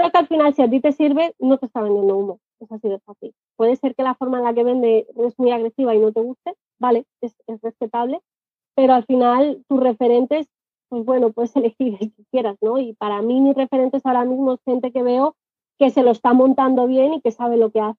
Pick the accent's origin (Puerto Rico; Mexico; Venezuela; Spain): Spain; accent: Spanish; Y a mí me pasa lo primero, tengo acento español y ya es como que te ven mal, ¿no?